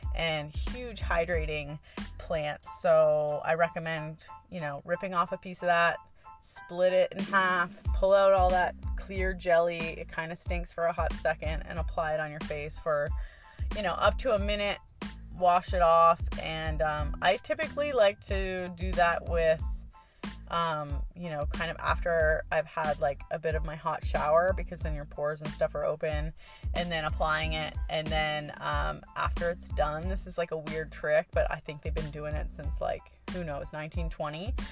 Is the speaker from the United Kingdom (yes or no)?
no; Canada; now in Hawaii, United States; I am originally from Canada and I'm only a permanent resident